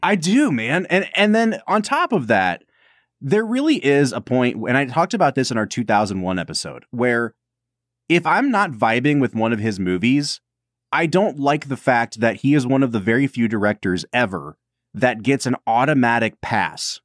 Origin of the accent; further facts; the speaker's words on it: Northeast Ohio, United States; growing up in the Midwest and growing up, you know, lower middle class to poor, and having this work ethic and like everyone always thinking that they're better than us coming from Northeast Ohio